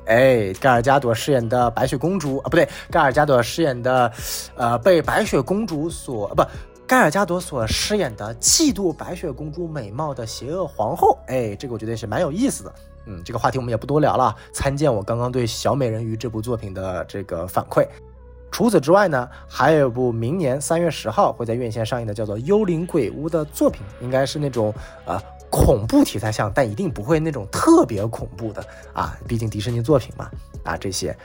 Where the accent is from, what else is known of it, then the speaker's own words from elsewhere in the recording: China; 我们中国人